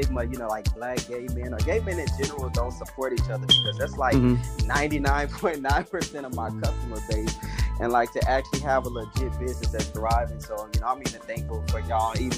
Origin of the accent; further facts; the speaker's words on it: Arlington, Texas, United States; also born or lived in Dallas, Texas; I'm actually born in Texas, raised in like Arlington, Fort Worth area